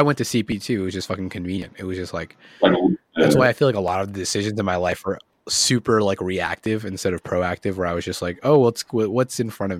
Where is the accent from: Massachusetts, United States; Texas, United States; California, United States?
Massachusetts, United States; Westborough; moved away; also born or lived in Rhode Island / Charlotte, North Carolina; I like grew up in Massachusetts. I was born in Rhode Island and grew up in Massachusetts.